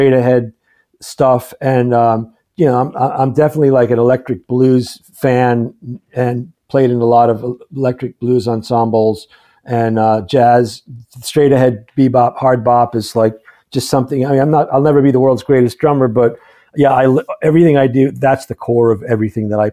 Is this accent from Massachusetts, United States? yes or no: yes; Boston, Massachusetts, United States; growing up in Boston